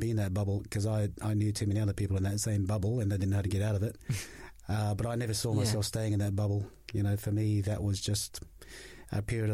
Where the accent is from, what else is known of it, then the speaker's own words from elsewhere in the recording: Australia; also born or lived in Tonga; now in New Zealand; I was born in Tonga, but went to Australia when I was about 7 years old, grew up there